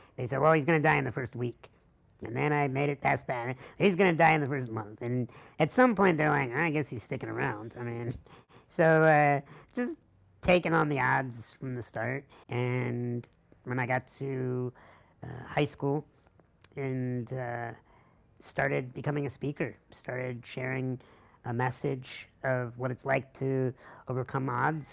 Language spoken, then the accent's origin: English; La Grange, Illinois, United States; Started in a hospital room in LaGrange, Illinois, which is outside of Chicago